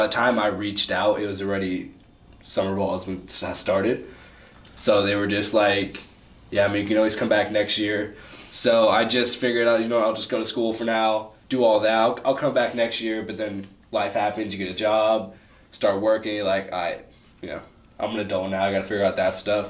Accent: Irvine, California, United States; I'm from Orange County, from Irvine.

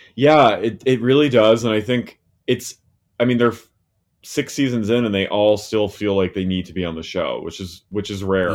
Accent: New Jersey, United States; I'm from New Jersey

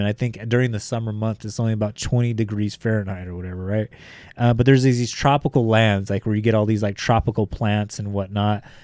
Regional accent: Bakersfield, California, United States; I'm coming from Bakersfield, California, where, like, one hundred fifteen degrees is, like, I'll be okay

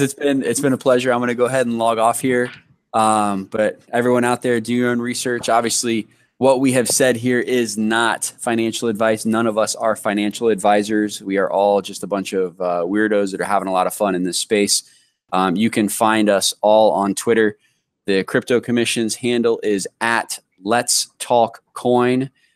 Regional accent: Columbus, Ohio, United States; now in Florida, United States; I was born in Columbus

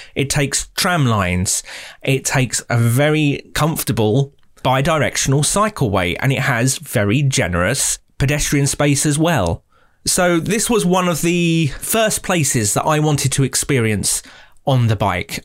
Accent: United Kingdom; as a Brit

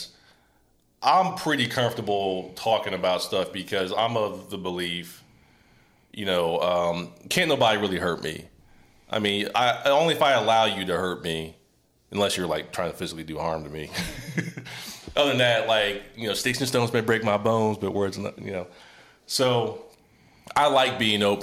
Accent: Ohio, United States; moved away; also born or lived in Tennessee / Springfield, Ohio / Memphis, Tennessee; I'm from Ohio, raised in Ohio and Tennessee.

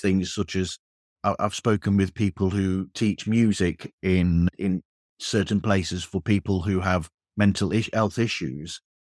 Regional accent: England, United Kingdom; I'm English

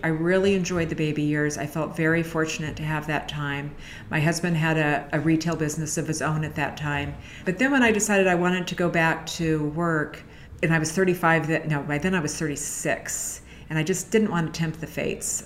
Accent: San Francisco, California, United States; I've always lived in San Francisco

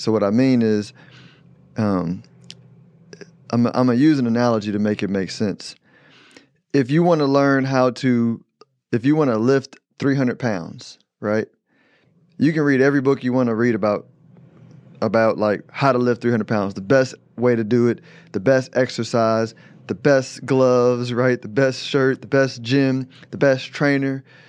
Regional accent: Houston, Texas, United States; I'm from Houston

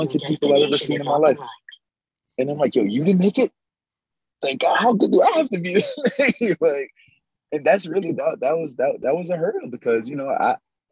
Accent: New York City, New York, United States; moved away as an adult; also born or lived in Maryland; now in Los Angeles, United States; I grew up in Crown Heights

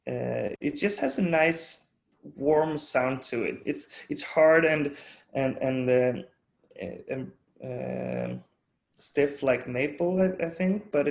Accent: Sweden; growing up in Sweden, and my dad's from Denmark.

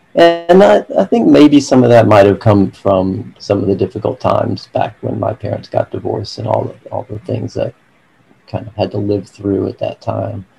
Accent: Atlanta, Georgia, United States; also born or lived in Virginia; I've been in Atlanta all my life

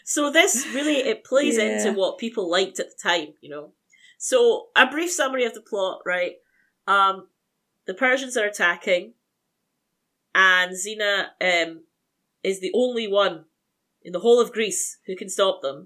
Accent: Scotland, United Kingdom; accent: Scottish; Most jokes work better in my accent because Scottish accents are inherently funnier

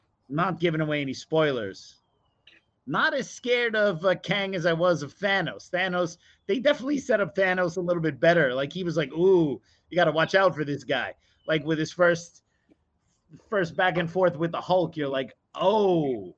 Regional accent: New York City, New York, United States; as a New Yorker

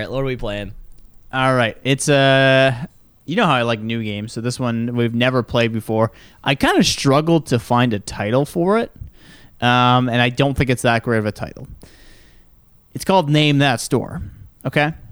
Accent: Michigan, United States; accent: Michigan; Incorrect. It's actually Michigan. So next time you're in Michigan and you need to say

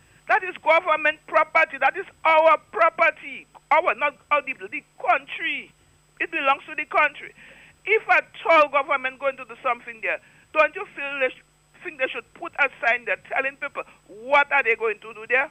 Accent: Dominica; from the time I'm a child, I grew up in the Botanical Gardens

